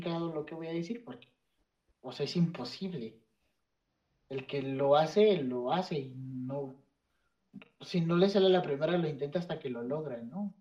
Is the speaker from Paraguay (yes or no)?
no; Mexico; desde nuestras raíces prehispánicas